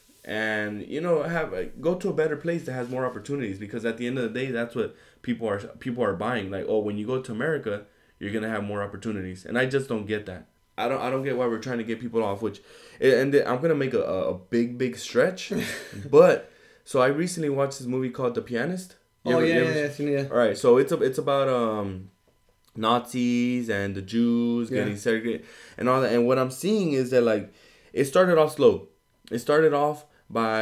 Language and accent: English; United States; also born or lived in Mexico; I'm an immigrant that came in. I'm a Mexican American that came in eventually down the line, and now I'm a full-grown American